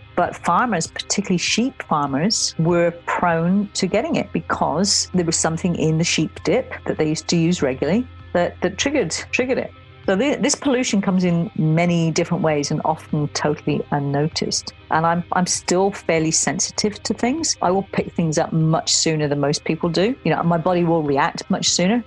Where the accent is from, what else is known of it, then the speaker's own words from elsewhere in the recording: Somerset, South West England, United Kingdom; I grew up in Somerset